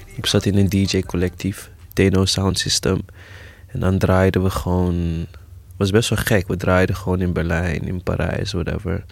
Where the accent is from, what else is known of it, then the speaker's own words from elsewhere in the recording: Amsterdam, North Holland, Netherlands; Ik ben geboren in, eh, Eventing, dat bestaat nu niet meer, maar dat was, eh, in Zuidoost, de Bijlmerrecht. En, ehm, toen op mijn tiende verhuisd naar Gein